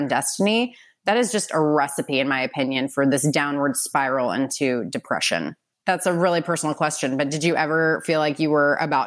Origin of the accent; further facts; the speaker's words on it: Midwest, United States; moved away; also born or lived in California; I'm from the Midwest. I was domesticated in California, but like the Midwestern values like run strong.